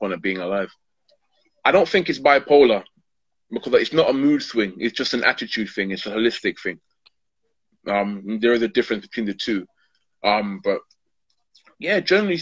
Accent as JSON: {"language": "English", "region": "London", "country": "United Kingdom", "tie": "born or raised there", "said": "I'm born and born and brought up in Hackney"}